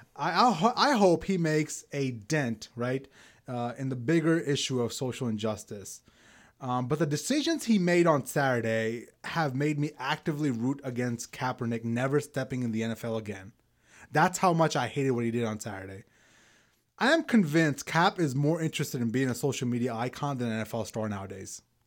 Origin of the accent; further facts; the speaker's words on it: New York City, New York, United States; moved away; a Pakistani-American living in Brooklyn after nine eleven, so much so that we had to move from Brooklyn